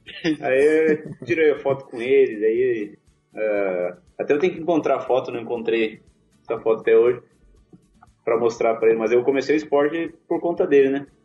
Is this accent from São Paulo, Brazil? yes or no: no; Bagé, Rio Grande do Sul, Brazil; mas eu nasci em Bagé, muito orgulho de ser bagense.